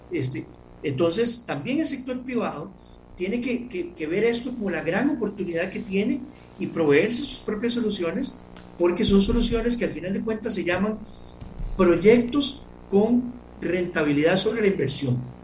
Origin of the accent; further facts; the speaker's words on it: Costa Rica; como costarricenses.